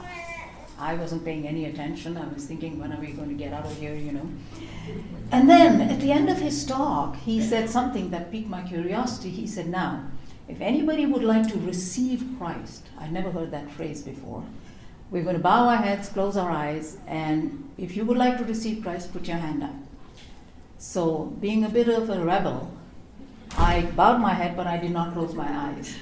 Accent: India; I grew up in India.

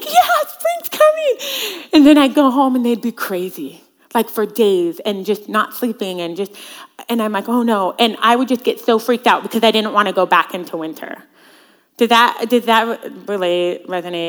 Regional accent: Central Washington, United States; I grew up in Central Washington

